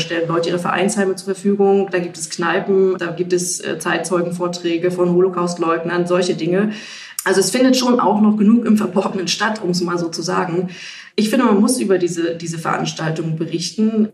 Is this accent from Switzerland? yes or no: no; Ostritz, Saxony, Germany; Das ist meine Heimat. Ich kenne die Menschen hier.